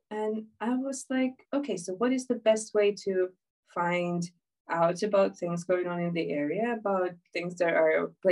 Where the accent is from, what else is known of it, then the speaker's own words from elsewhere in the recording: Ukraine; moved away as an adult; also born or lived in Islington, London; now in London, United Kingdom; I'm from Ukraine, uh, but I've been living in the UK for about six years now. I'm uh, finishing my studies in uh, politics, and I've been living in Islington for a very long while